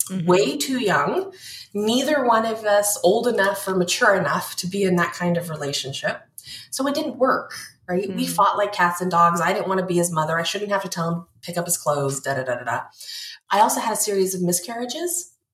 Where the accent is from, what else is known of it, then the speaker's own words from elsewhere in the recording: North Pole, Alaska, United States; I'm from North Pole, Alaska. I lived less than 2 miles from the Santa Claus house